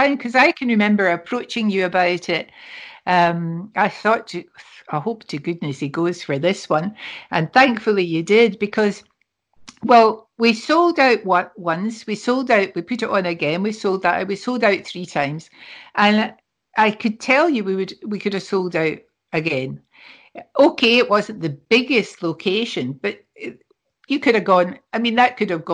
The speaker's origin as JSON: {"language": "English", "region": "Scotland", "country": "United Kingdom", "said": "We're Scottish"}